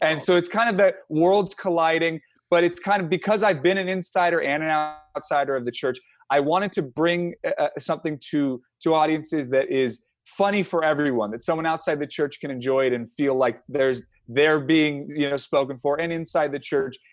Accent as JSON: {"language": "English", "town": "San Francisco", "region": "California", "country": "United States", "tie": "born or raised there", "said": "we grew up in San Francisco, so, San Francisco area"}